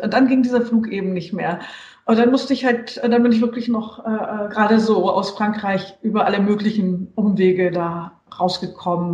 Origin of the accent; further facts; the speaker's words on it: Germany; also born or lived in Munich, Bavaria / Hesse / Saarland; ich bin aus Westdeutschland, aus München und in Hessen und im Saarland aufgewachsen